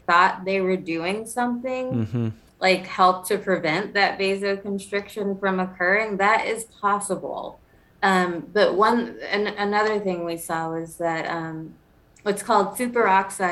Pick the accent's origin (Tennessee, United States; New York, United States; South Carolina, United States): South Carolina, United States; I'm from South Carolina